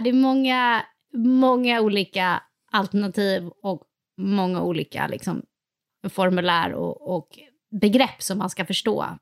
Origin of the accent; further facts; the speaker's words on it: Sweden; som svensk